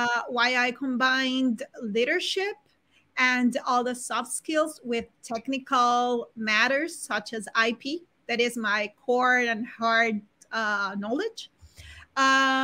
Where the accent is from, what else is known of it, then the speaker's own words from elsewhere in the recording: Barranquilla, Atlántico, Colombia; also born or lived in Bogotá, Colombia; now in Spain; I was born in Barranquilla, Colombia